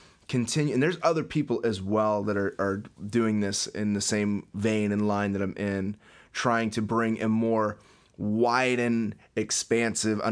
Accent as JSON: {"language": "English", "country": "United States", "said": "I'm an American, like I'm Western"}